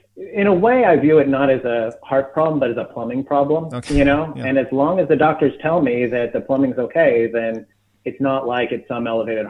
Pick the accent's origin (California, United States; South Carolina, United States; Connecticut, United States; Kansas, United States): California, United States; Glendale; LA, Glendale.